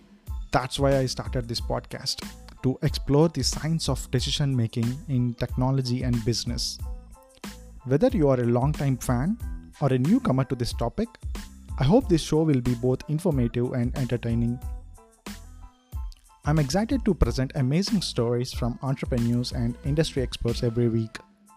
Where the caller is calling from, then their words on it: San Jose, California, United States; I'm dialing in from San Jose, Bay Area.